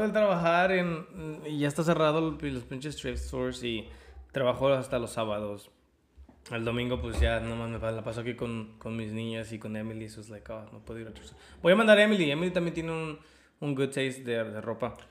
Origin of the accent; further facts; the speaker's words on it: Mexico City, Mexico; also born or lived in Austin, Texas; now in United States; yo soy de ciudad, güey. Yo soy del DF.